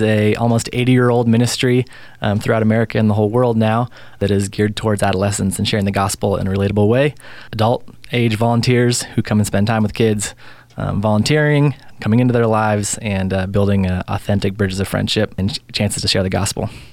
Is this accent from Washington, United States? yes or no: yes; Spokane, Washington, United States; I grew up mostly in Spokane